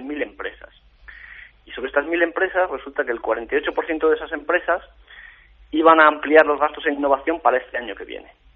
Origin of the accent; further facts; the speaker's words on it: Salamanca, Castile and León, Spain; yo como castellano leonés y como salmantino y como persona charro